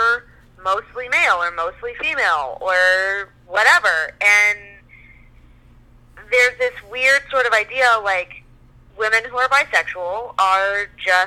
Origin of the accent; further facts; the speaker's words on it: New Orleans, Louisiana, United States; moved away; also born or lived in Canada; I'm from New Orleans, grew up down there, visited, you know, when we lived in Canada, we visited all the time.